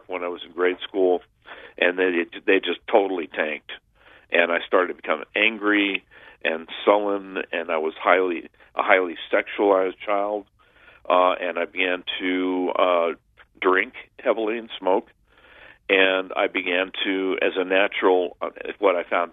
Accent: Southern California, United States; I grew up in Southern California during the 60s

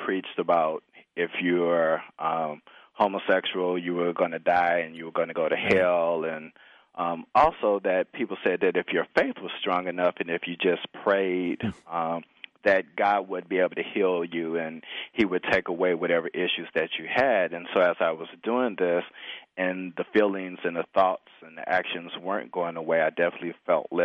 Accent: Chicago, Illinois, United States; I grew up in the Midwest in the suburbs of Chicago

